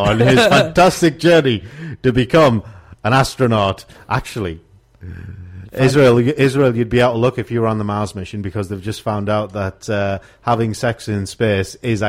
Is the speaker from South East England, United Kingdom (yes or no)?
no; Middlesbrough, North East England, United Kingdom; being born and raised in Middlesbrough.